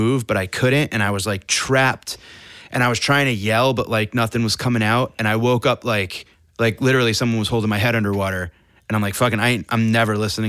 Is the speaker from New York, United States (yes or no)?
no; Connecticut, United States